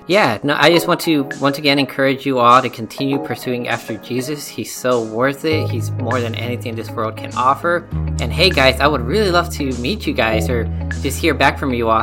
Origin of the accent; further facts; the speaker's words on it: Mexico; moved away; I am from Mexico. I'm Hispanic